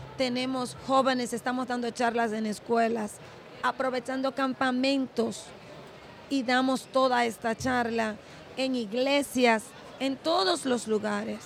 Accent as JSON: {"language": "Spanish", "country": "Dominican Republic", "said": "Yo soy la única dominicana"}